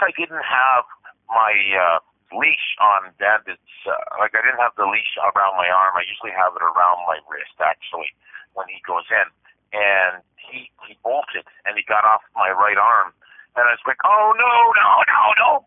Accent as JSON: {"language": "English", "country": "Canada", "said": "I'm a Canadian truck driver"}